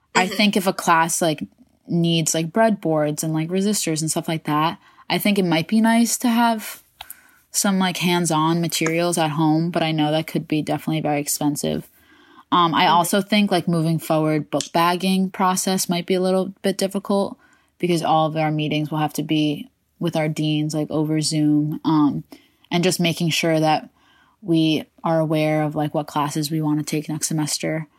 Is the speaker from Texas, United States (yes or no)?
no; Westchester, New York, United States; I am from Westchester, New York